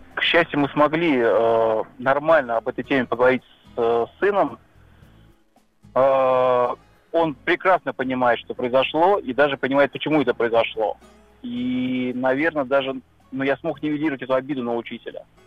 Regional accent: Kaluga Oblast, Russia; я из Калуги, на самом деле мы из Калужской области, и у нас не так велик выбор учебных заведений

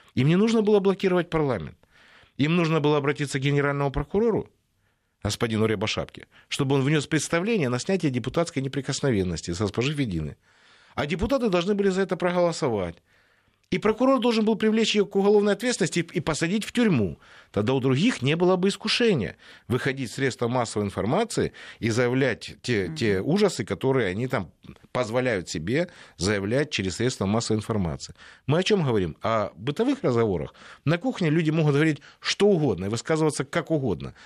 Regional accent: Ukraine

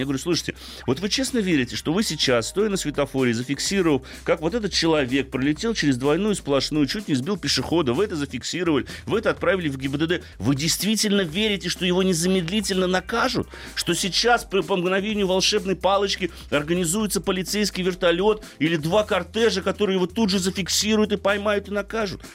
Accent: Moscow, Russia; как москвич

